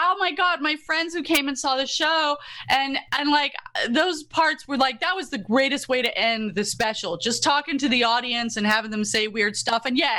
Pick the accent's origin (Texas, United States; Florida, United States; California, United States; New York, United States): Florida, United States; moved away; also born or lived in Yorkshire, England; when I grew up in Florida in the 80s